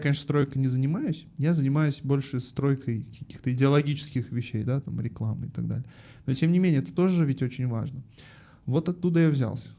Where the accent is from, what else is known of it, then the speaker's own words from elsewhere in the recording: Almaty, Kazakhstan; Я родом из Алматы, э, в четвертом поколении алматинец.